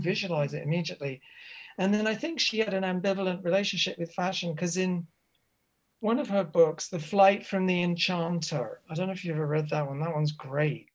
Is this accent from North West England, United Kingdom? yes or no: no; Reading, South East England, United Kingdom; I grew up in Reading